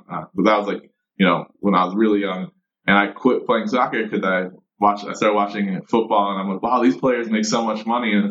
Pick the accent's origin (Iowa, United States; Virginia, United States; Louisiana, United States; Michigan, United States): Michigan, United States; Ann Arbor; moved away as an adult; also born or lived in Syracuse, New York; So I was born and raised in a town called Ann Arbor, Michigan. So town about 100,000 people, Midwest.